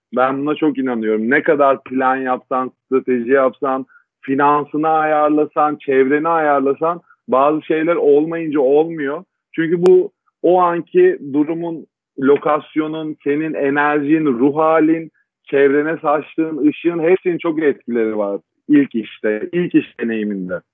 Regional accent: Istanbul, Turkey; 12 Mart 1989 İstanbul Kadıköy doğumluyum. Ee, çocukluğumu ilkokul dönemi anneannemin bulunduğu anneannemle geçirdim.

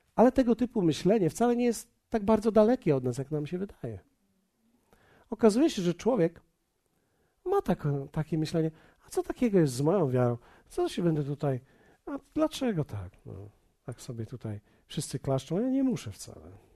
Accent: Poland; my jesteśmy z Polski

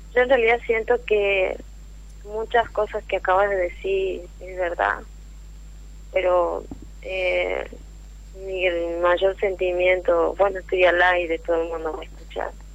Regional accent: San Miguel de Tucumán, Tucumán, Argentina; todos somos de, San Miguel de Tecuán, de Capital

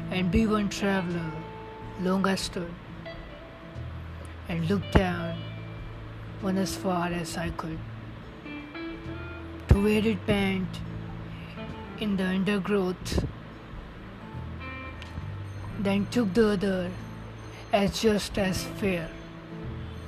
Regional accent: India; I'm from India, and right now a student

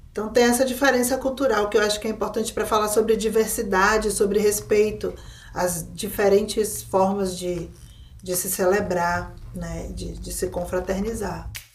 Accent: Bahia, Brazil; como uma mulher nordestina, baiana

